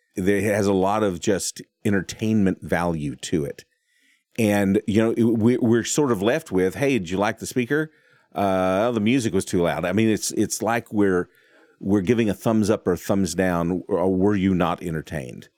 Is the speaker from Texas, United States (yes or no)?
yes; Texas, United States; I'm from Texas.